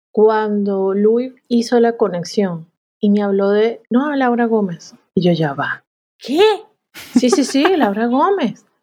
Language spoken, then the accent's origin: Spanish; Dominican Republic; also born or lived in New York, United States; Yo, yo vengo de República Dominicana y viví en Nueva York.